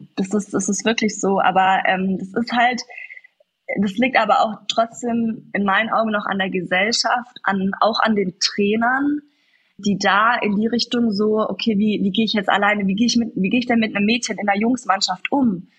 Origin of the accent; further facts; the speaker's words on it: Kaufbeuren, Bavaria, Germany; bin ich geboren in Kaufbeuren, in der Eishockey-Stadt schlechthin.